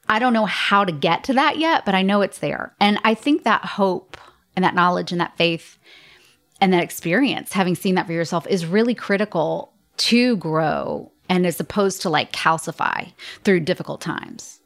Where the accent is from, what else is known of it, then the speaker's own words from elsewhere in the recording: Atlanta, Georgia, United States; I was born and raised in Atlanta, Georgia